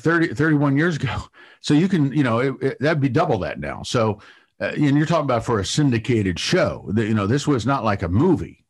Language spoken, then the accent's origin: English; Ohio, United States; moved away; I'm originally from Ohio